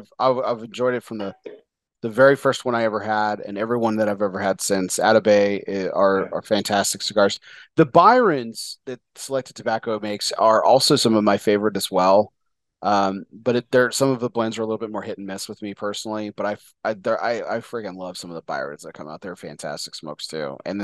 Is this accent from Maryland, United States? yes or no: no; Texas, United States; I know I'm Texan.